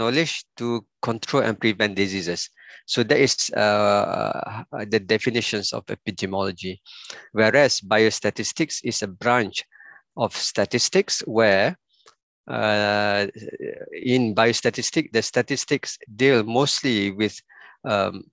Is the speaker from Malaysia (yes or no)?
yes; Pasir Mas, Kelantan, Malaysia; also born or lived in Sungai Petani / Penang; I was born in Kelantan, Pasir Mas, almost 50 years ago, or 50 years ago, exactly, all right? And my secondary school, I went to a boarding school, Tengku Muhammad Faris Petra